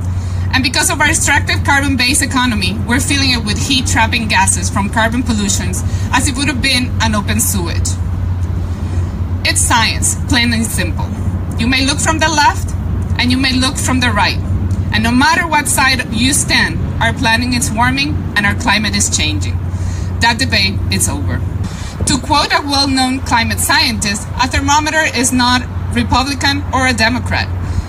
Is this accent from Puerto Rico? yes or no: yes; Puerto Rico; now in South Florida, United States; I'm also from Puerto Rico.